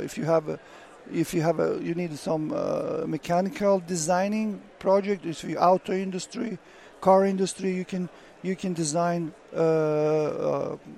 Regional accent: Bosnia & Herzegovina; now in United States; I'm from Bosnia

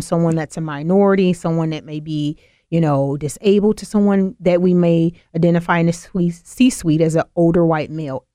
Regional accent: the South, United States; I'm from the South

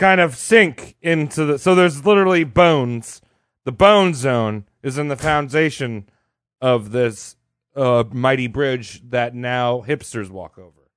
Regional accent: New York, United States; we're all from New York

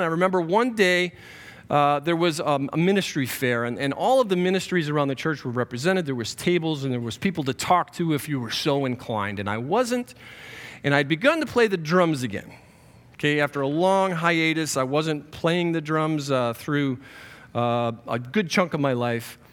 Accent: Western New York, United States; I was raised, born and raised in Western New York.

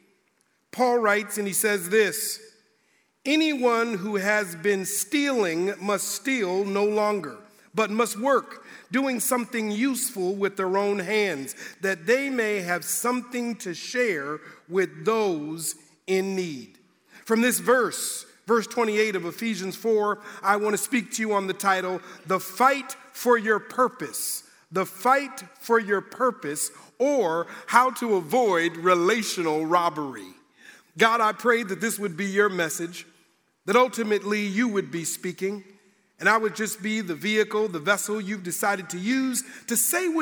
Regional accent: Minneapolis, Minnesota, United States; moved away as an adult; now in Indiana, United States; growing up in Minnesota, it gets cold

